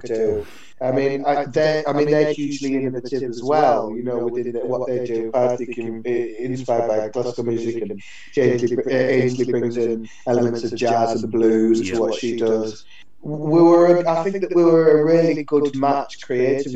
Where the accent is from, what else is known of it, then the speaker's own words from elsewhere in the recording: York and Leeds, Yorkshire and the Humber, United Kingdom; moved away as an adult; also born or lived in Aberdeen / Edinburgh; It's a big Irish community in York and Leeds, where we're from.